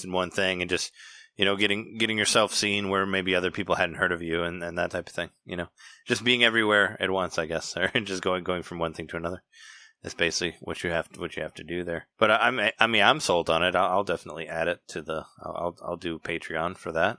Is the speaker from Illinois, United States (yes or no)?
yes; Peoria, Illinois, United States; I'm from Peoria